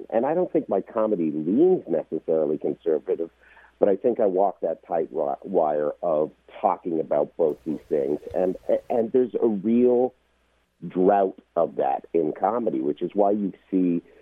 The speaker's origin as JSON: {"language": "English", "country": "Canada", "moved": "yes", "lives_now": "United States", "said": "I moved here from Canada ten years ago, so right. I'm a, I'm a legal immigrant. I just became an American citizen on March the 18th"}